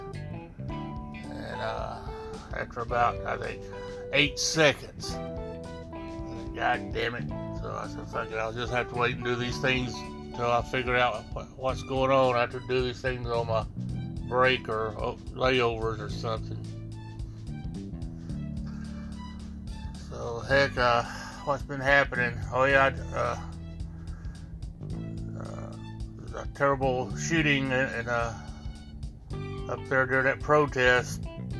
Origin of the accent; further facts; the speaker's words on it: Alabama, United States; my home state of Alabama